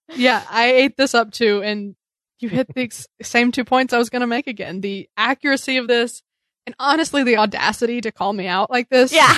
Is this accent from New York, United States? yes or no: yes; New York City, New York, United States; As New Yorkers